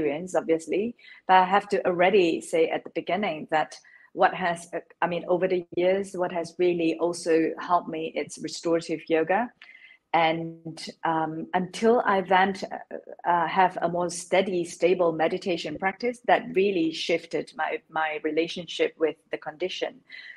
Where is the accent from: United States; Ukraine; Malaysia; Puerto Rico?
Malaysia; now in London, United Kingdom; I was born in Malaysia. I am based in London now, so I live in London